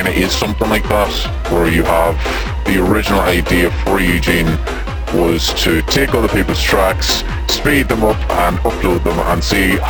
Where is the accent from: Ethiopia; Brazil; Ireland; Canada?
Ireland; Roscommon, Connacht; I'm from Roscommon